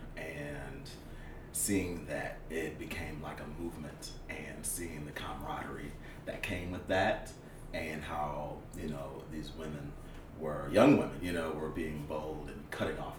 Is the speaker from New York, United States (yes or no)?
yes; Rochester, New York, United States; moved away as an adult; now in Atlanta, United States; I'm from Rochester, New York. But I traveled to the South for school